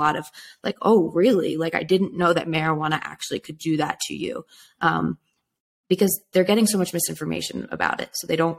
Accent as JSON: {"language": "English", "region": "California", "country": "United States", "tie": "born or raised there", "said": "So growing up in California, it seems like, okay, it's totally fine to smoke weed because everyone's doing it and it's legal"}